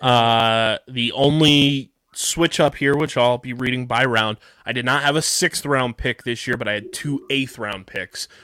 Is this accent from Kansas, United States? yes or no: no; Vineland, New Jersey, United States; my hometown of Vineland, New Jersey